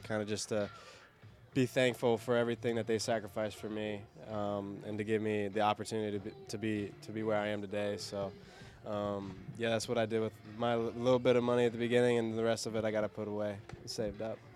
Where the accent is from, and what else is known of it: Cincinnati, Ohio, United States